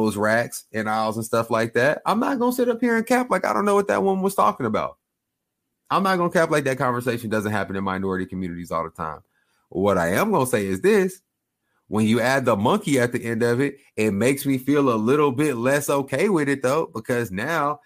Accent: Oklahoma, United States; I grew up in Oklahoma

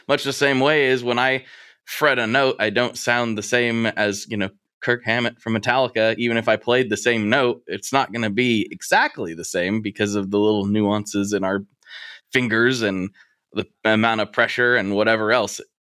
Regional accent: Portland, United States; here in my hometown

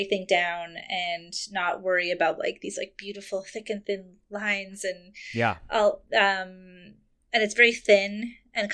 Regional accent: Montreal, Quebec, Canada; I grew up in Montreal

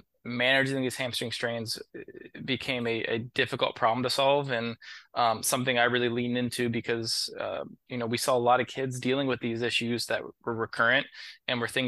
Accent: Columbus, Ohio, United States; moved away as an adult; also born or lived in Dayton, Ohio / Maryland; now in Washington, D.C., United States; I'm originally from Columbus, Ohio. I grew up there

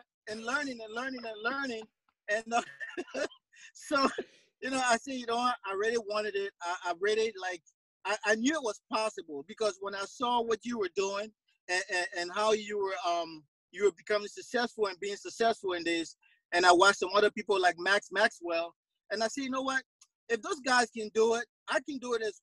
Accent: Monrovia, Montserrado, Liberia; moved away; I'm from Monrovia, Liberia, which is in West Africa. So I'm an immigrant to this country

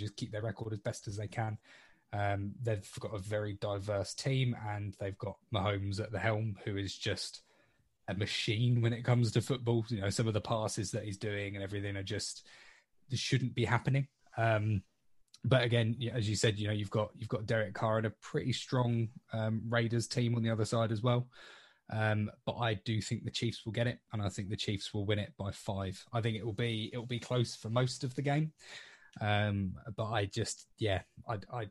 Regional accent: England, United Kingdom

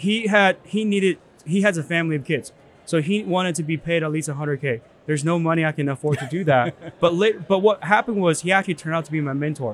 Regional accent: China; now in United States; I was born in China

